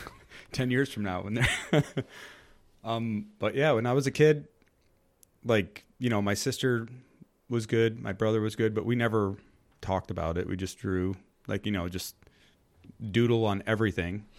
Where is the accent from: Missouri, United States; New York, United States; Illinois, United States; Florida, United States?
New York, United States; I grew up in New York